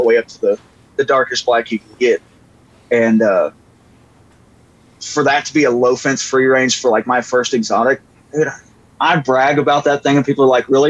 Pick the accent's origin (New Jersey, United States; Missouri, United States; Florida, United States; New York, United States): Missouri, United States; moved away as an adult; now in Texas, United States; I grew up hunting in Missouri